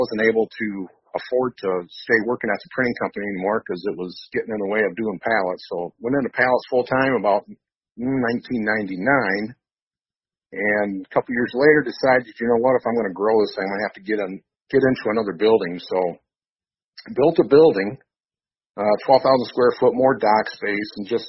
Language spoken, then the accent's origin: English; Grand Rapids, Michigan, United States; I was, born and raised in the Grand Rapids, Michigan area, and, still live and hunt in this area